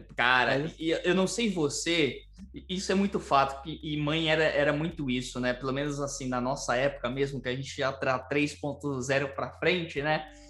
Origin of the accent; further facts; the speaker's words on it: São Paulo, Brazil; eu nasci, né, e fui criado em uma favela em São Paulo